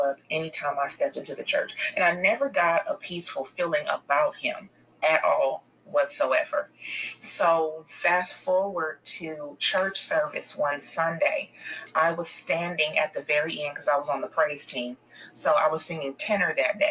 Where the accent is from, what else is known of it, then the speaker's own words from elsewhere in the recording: California, United States; I belong to a well-known church in my home state of California